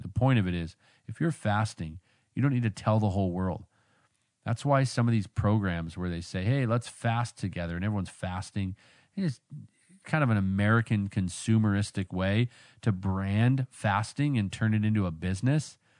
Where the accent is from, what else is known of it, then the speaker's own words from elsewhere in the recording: Vancouver, British Columbia, Canada; moved away; I grew up out there in Vancouver